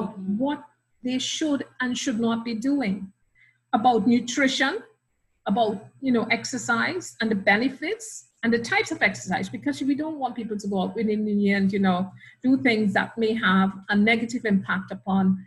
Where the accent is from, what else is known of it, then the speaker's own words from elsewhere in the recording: Trinidad & Tobago; moved away as an adult; also born or lived in Australia / Grenada; now in Trinidad and Tobago; I'm Trinidadian by birth. I was educated initially at the University of the West Indies in Trinidad